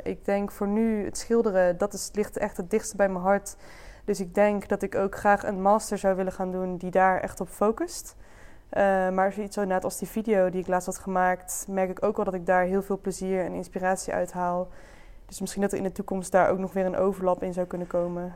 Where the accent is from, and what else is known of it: Dongen, North Brabant, Netherlands; born or raised there; now in Breda, Netherlands